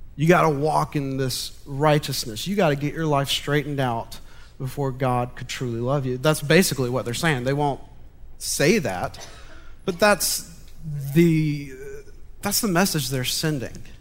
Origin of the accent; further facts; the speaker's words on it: Montgomery, Alabama, United States; I was born and raised in Montgomery